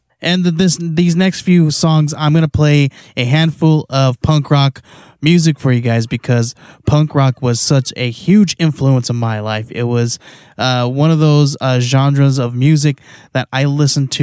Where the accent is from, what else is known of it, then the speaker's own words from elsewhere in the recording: California, United States; moved away as an adult; now in Arizona, United States; we moved out to Arizona from California in, I think it was 2000, 2001. And I actually kind of stayed back. My mom moved out here. I was already 18